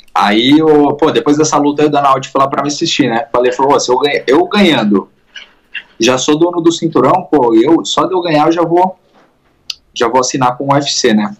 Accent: Indaiatuba, São Paulo, Brazil; now in California, United States; Sou de lá, sou de Indaiatuba

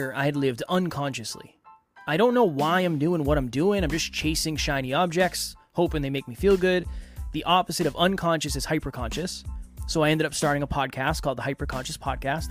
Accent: Uxbridge, Massachusetts, United States; I was raised in a small town called Uxbridge, Massachusetts, by my mother and my grandmother

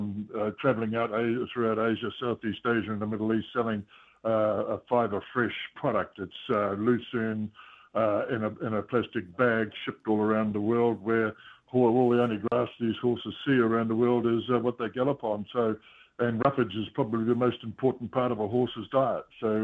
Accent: New Zealand; my sister was born in Australia and I was born coming to New Zealand, so I am a New Zealander.

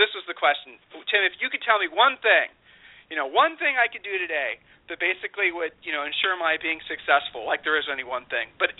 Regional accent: Ohio, United States; now in Austin, United States; been born and raised in Ohio

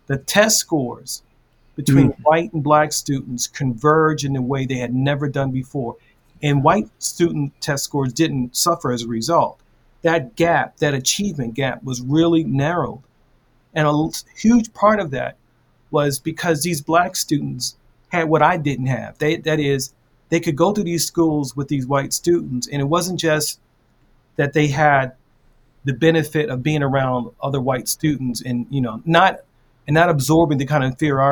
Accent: Baltimore, Maryland, United States; So I grew up in Baltimore, and it's all black neighborhood where people really dislike white people.

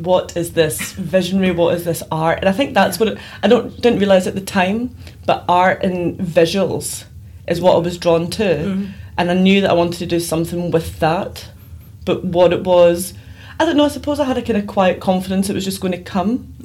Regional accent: Glasgow, Scotland, United Kingdom; I grew up in Glasgow, Scotland

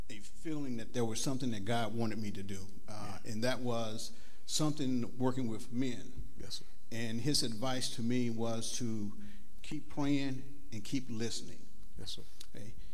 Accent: Mansfield, Ohio, United States; moved away as an adult; I grew up in Mansfield, Ohio, and um, I came I came here about 30 years ago. Okay, I, I actually can say I grew up uh, in a church.

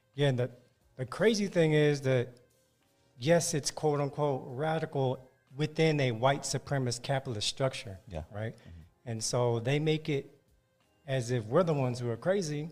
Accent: San Francisco Bay Area, California, United States; now in Los Angeles, United States; Bay Area, born and raised in the Bay Area, San Francisco Bay Area

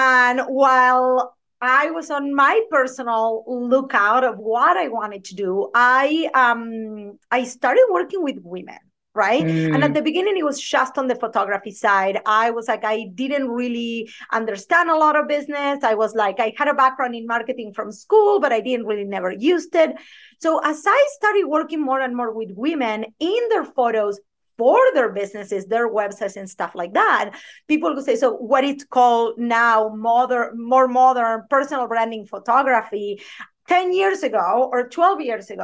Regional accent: Argentina; English is a second language; moved away as an adult; now in United States; I have a thick accent, if you don't haven't noticed, I am originally from Argentina

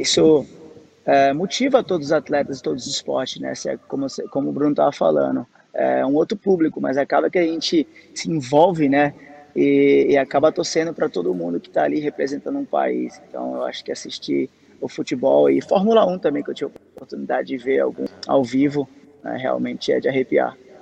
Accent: Northeast Region, Brazil; desde criança eu nasci no Nordeste

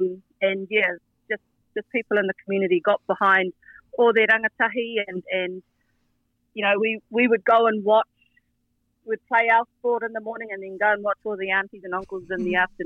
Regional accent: Opotiki, Bay of Plenty, New Zealand; Well, we had a smallish high school, so about 600 to 800 kids from, you know, right around the Rohe.

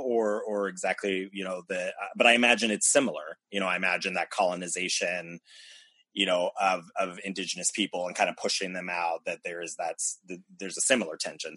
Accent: United States; I grew up in America

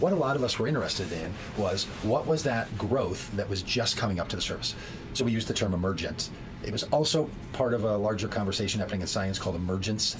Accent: Minnesota, United States; I grew up here in Minnesota, and when you grow up in the farm belt of the United States

